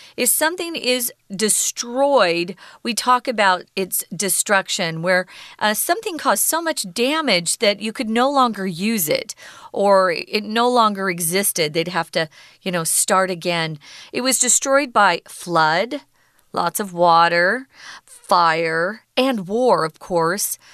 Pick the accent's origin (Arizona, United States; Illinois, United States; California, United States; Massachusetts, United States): Arizona, United States; we have an irrigation canal by the home where I was raised in Arizona